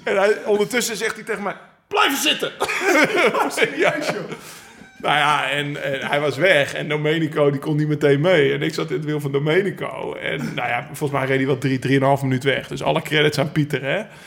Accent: Netherlands; als Nederlanders, als Hollandse jongens

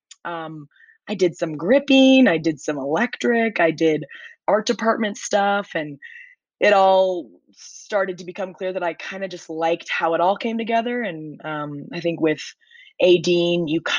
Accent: Nebraska, United States; moved away as an adult; also born or lived in New York; I grew up in Nebraska

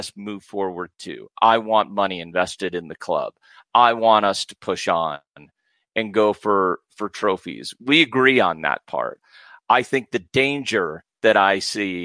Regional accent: United States; I'm an American

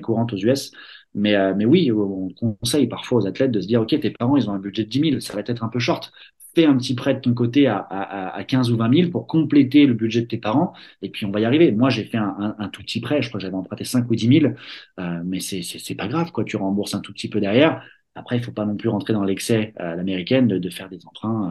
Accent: Verneuil-sur-Seine, Île-de-France, France; moved away as an adult; also born or lived in South Carolina; j'ai grandi à Verneuil-sur-Seine et Vaux-sur-Seine

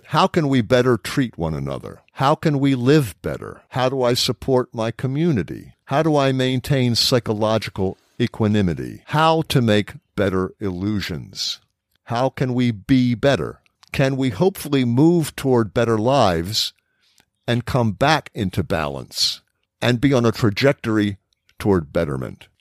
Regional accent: United States; as an American

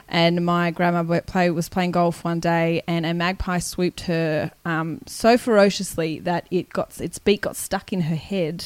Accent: Canberra, Australian Capital Territory, Australia; also born or lived in Wagga Wagga, New South Wales; I'm from Canberra. But I was born in Wagga

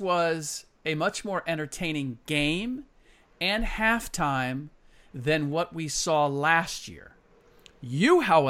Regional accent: Midwest, United States; Midwestern boy, that being me, born and raised in the Midwest.

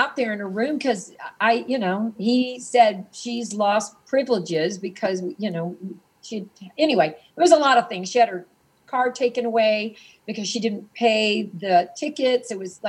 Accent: Mississippi, United States; moved away; also born or lived in Hollywood; So I'm from Mississippi. I didn't know about, I never heard the word gay when I was being raised in the 50s and 60s.

